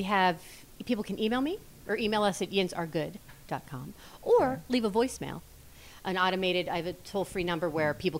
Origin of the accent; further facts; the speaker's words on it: Allison Park, Pennsylvania, United States; I grew up in Allison Park.